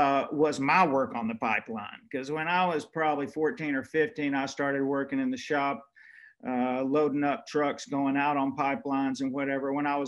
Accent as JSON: {"language": "English", "town": "Shreveport", "region": "Louisiana", "country": "United States", "tie": "born or raised there", "said": "growing up in Shreveport"}